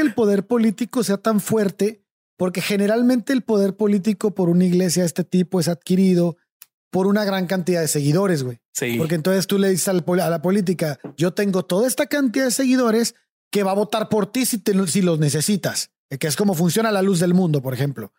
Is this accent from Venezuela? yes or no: no; Mexico